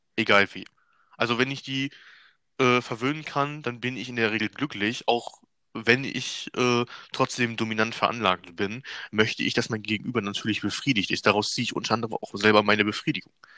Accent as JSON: {"language": "German", "country": "Germany", "said": "ich bin ja selber Deutscher"}